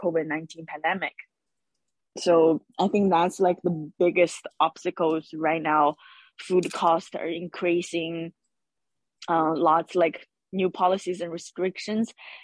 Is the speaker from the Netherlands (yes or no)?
no; China; now in Hawaii, United States; my background is I'm from China, and in China, in lots of families, food is a way to express love